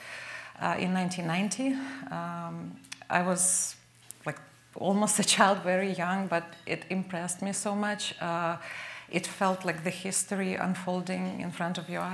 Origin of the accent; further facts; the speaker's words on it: Kyiv, Ukraine; also born or lived in Bucha; I was born and raised in Kyiv, Ukraine